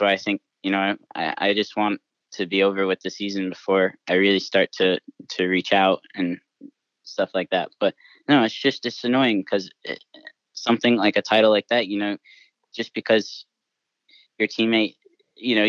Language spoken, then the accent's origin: English; United States; that's my home country. That's my heritage. That's where my family's from. That's where I grew up